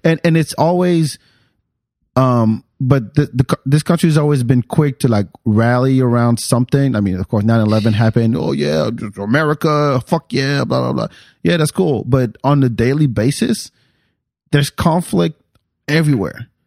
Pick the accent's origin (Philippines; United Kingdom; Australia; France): France; also born or lived in Texas; now in Austin, United States; I grew up in France